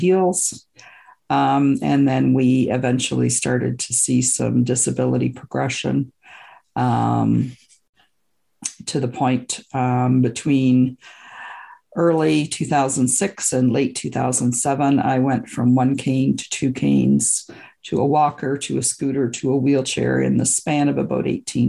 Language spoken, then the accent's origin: English; Canada; also born or lived in Scotland; I was born in Scotland and I immigrated to Canada when I was about two with my parents.